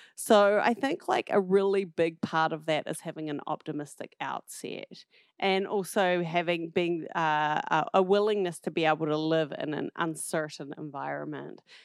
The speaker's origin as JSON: {"language": "English", "region": "southern tip of the South Island", "country": "New Zealand", "tie": "born or raised there", "also_born_or_lived": "New York City, United States", "moved": "as an adult", "lives_now": "United States", "said": "I'm originally from New Zealand, um, grew up on the southern tip of the South Island"}